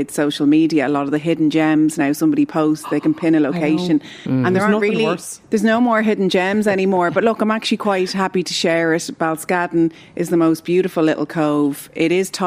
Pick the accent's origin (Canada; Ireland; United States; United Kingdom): Ireland; Howth, Leinster; I grew up in Howth as a teenager